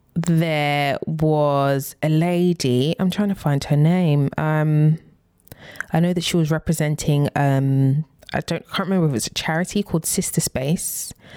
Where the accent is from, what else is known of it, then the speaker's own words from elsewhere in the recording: United Kingdom; we are British